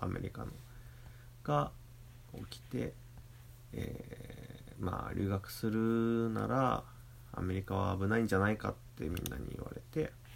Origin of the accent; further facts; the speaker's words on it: Toyohashi, Aichi, Japan; 豊橋港っていう僕の地元の港